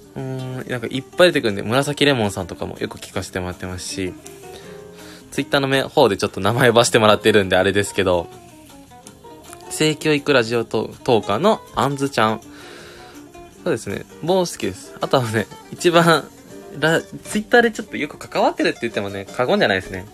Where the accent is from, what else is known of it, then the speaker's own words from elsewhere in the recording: Okayama, Japan; 僕もね岡山出身